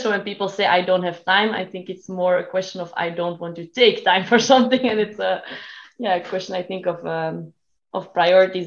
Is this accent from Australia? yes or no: no; Belgium; I am from Belgium